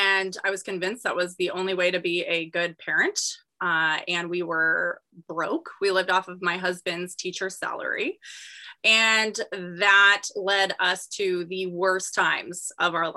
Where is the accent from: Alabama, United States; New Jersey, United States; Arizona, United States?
Arizona, United States; Gilbert; I'm born and raised in Arizona